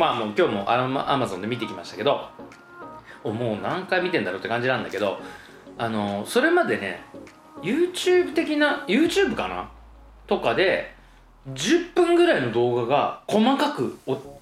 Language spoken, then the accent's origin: Japanese; Okayama, Japan; accent: Okayama dialect; なんか俺これ岡山弁だから